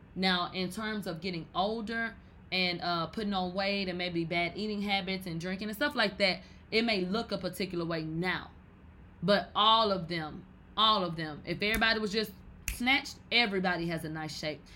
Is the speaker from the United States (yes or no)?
yes; Texas, United States; I'm from Texas